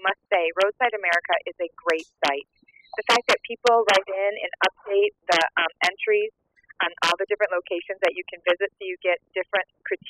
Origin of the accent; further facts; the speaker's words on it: Michigan, United States; my home state of Michigan.